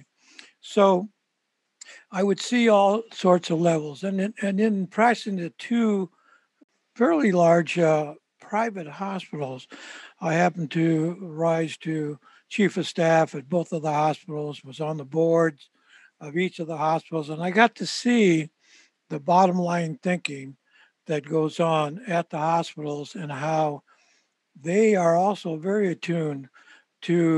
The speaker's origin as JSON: {"language": "English", "town": "San Jose", "region": "California", "country": "United States", "tie": "born or raised there", "said": "I'm born and raised in San Jose, California"}